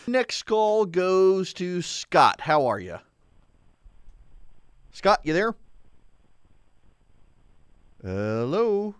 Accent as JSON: {"language": "English", "region": "Dubai", "country": "United Arab Emirates", "tie": "born or raised there", "lives_now": "United States", "said": "I've got a UNESCO cookbook from when I was a kid. It was a big thing growing up in Dubai."}